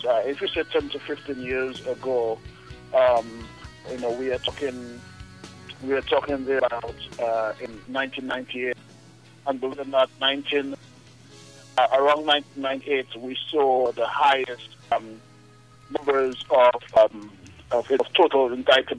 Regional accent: Trafalgar, Dominica; I'm from Trafalgar

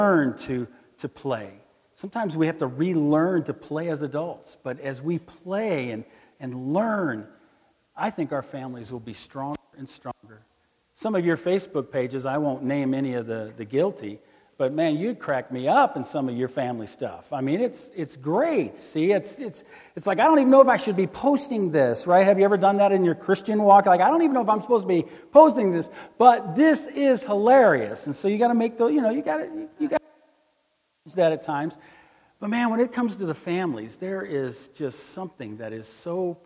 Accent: Missouri, United States; I'm from Missouri

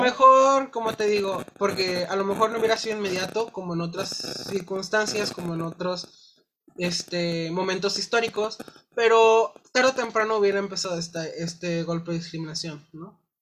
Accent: Mexico; como sociedad, como mexicanos

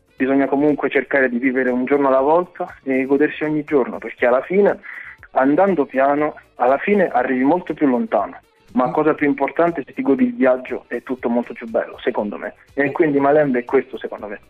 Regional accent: Lanciano, Abruzzo, Italy; also born or lived in Democratic Republic of the Congo; now in Benevento, Italy; io sono cresciuto in Italia, sono venuto qui quando ero piccolo e mm. sono cresciuto a Lanciano precisamente

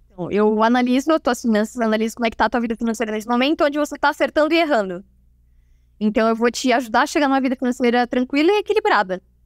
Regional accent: Rio do Sul, Santa Catarina, Brazil; moved away as an adult; now in Itajaí, Brazil; sou natural de Rio do Sul, é, interior de Santa Catarina

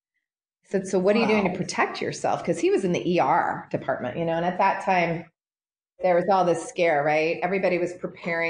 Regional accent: Portland, Oregon, United States; moved away as an adult; also born or lived in Los Angeles; my hometown

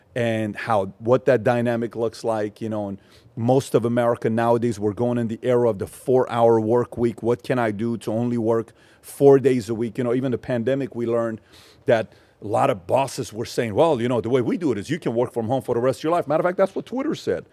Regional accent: Los Angeles, California, United States; also born or lived in Iran; and I'm from L A.

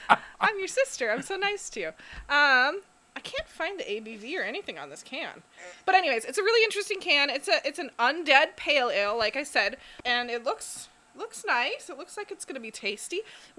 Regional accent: Duluth, Minnesota, United States; moved away; I'm from Duluth. We didn't have smoothies up in Duluth.

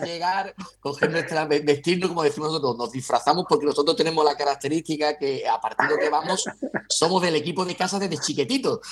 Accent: Huelva, Andalusia, Spain; yo sabes que soy de Huelva y vivo en Huelva

